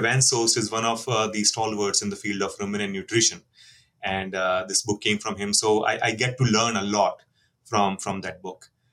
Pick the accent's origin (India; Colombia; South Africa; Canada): India; moved away; I'm from India